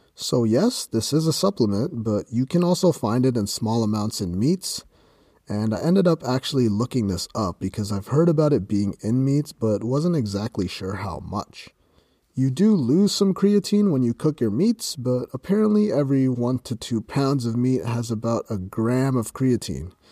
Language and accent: English; Canada; I'm from Canada